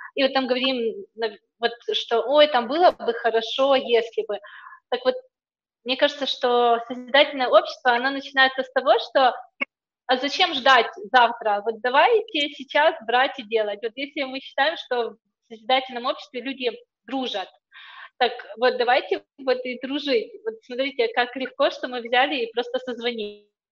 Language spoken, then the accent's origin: Russian; Ukraine; moved away as an adult; also born or lived in England; я сама из Украины